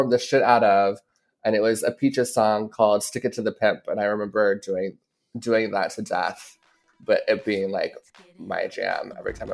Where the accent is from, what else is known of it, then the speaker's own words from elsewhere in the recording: the South, United States; growing up in the South and, and starting my drag career in the South, that really taught me a lot of the ropes of the business